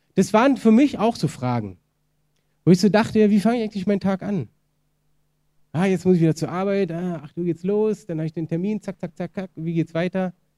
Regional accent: Germany; wir als Deutsche

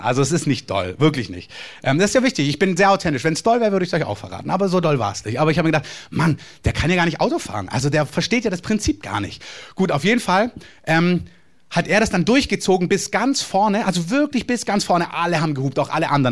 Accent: Germany; als Deutscher

